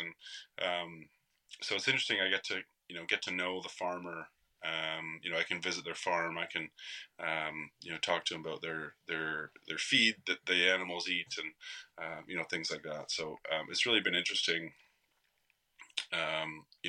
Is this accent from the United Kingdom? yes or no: no; Canada